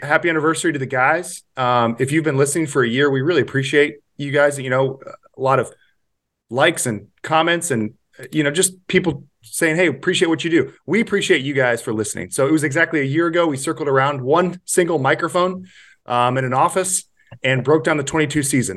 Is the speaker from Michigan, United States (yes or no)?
no; Kansas City, Missouri, United States; moved away as an adult; now in Fort Worth, United States; born and raised in Kansas City.